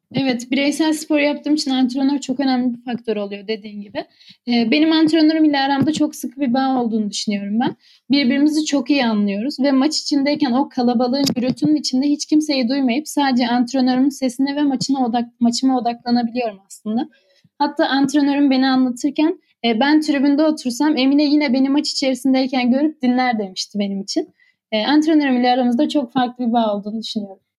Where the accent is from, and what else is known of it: Adana, Turkey; born or raised there; moved away as an adult; now in Ürgüp, Turkey